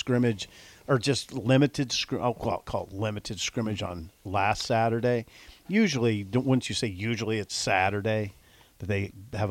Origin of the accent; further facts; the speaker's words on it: Columbus, Nebraska, United States; Columbus, okay, I'm from Columbus.